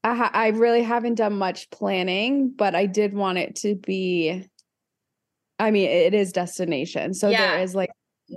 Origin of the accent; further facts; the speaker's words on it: Hamilton, Ontario, Canada; now in Calgary, Canada; I'm from Hamilton, but I live in Calgary now.